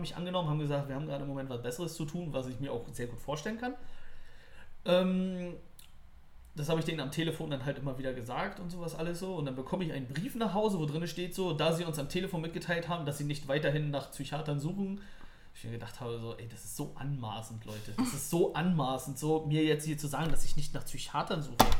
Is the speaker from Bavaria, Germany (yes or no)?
no; Neubrandenburg, Mecklenburg-Vorpommern, Germany; now in Berlin, Germany; meine alte Heimat Neubrandenburg.